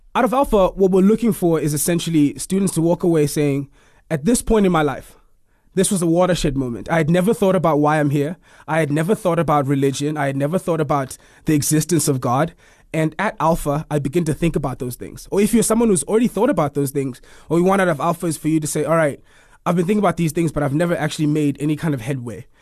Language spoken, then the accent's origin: English; Eastern Cape, South Africa; now in Pretoria, South Africa; I am from the Eastern Cape originally. I live in Pretoria now.